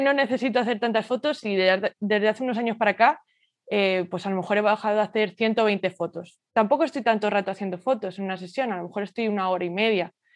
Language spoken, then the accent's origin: Spanish; Madrid, Community of Madrid, Spain; nací y crecí en Madrid y es donde actualmente resido